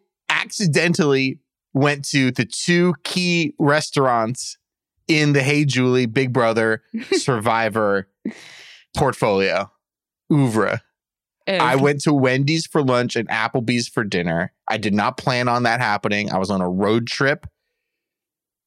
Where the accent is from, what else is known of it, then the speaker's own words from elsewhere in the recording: United States; I'm American, baby